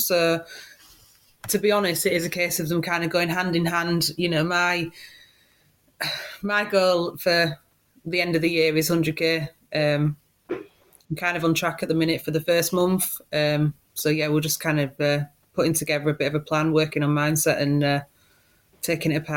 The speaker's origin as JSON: {"language": "English", "town": "Hull", "region": "Yorkshire and the Humber", "country": "United Kingdom", "moved": "yes", "lives_now": "Cheshire, United Kingdom", "said": "originally from Hull"}